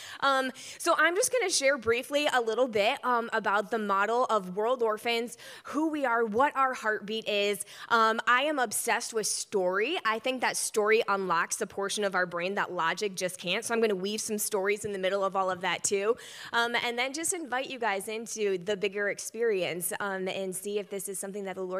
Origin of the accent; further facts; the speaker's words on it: Michigan, United States; I'm from Michigan